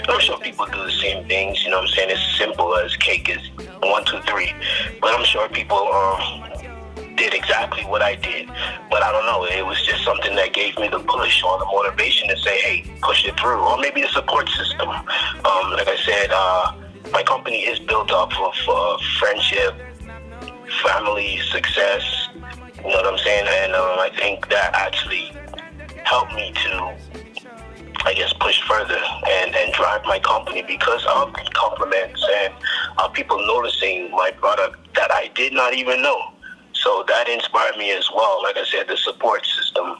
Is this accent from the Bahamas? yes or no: yes; Bahamas; moved away as an adult; now in United States; I'm living in the United States as of now, but I'm from the Bahamas. And I've been here in the United States for quite a while, since 2006 in college.